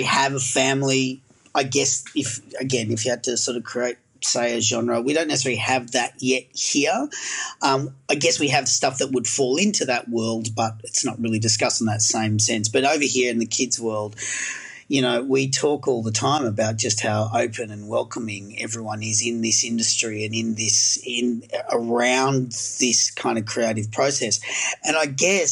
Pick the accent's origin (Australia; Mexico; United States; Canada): Australia; being an Australian